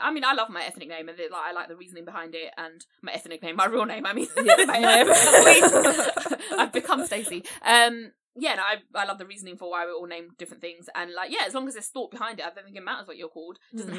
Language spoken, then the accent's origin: English; London, United Kingdom; also born or lived in Essex; So I've grown up in East London slash Essex, but it's East London